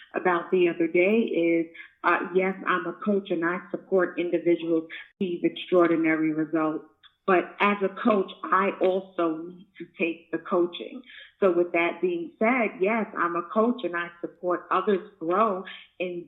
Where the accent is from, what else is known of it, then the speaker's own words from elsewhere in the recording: New York City, New York, United States; moved away; I was born and raised in Brooklyn, New York